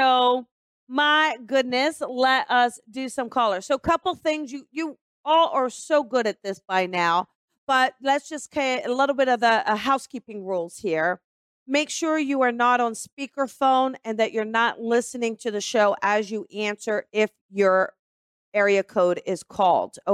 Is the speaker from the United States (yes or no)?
yes; Newark, Delaware, United States; accent: East Coast; No, actually, I'm from Newark, Delaware.